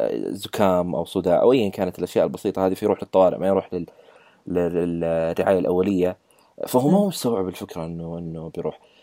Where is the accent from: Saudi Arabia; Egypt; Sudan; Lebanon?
Saudi Arabia; عندنا بالسعوديه